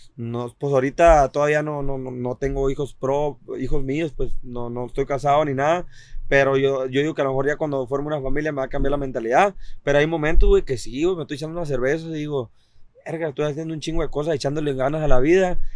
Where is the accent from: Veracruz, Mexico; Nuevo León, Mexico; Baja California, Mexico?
Baja California, Mexico; Mexicali; yo soy del Valle de Mexicali. Yo soy del Valle de Mexicali